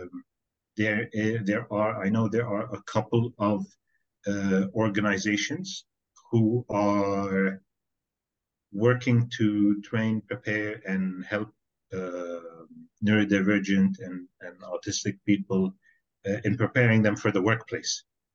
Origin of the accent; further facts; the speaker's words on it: Kuwait; also born or lived in Norway; I was born here in Kuwait, and this is where I've lived almost my entire life